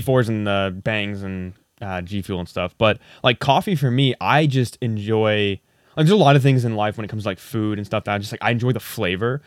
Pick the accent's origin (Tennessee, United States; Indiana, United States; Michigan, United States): Indiana, United States; moved away; back in Indiana where I'm from